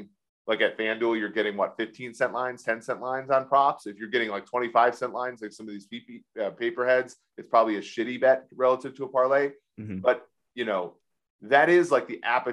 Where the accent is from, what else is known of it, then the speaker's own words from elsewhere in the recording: Minnesota, United States; My hometown Minnesota Timberwolves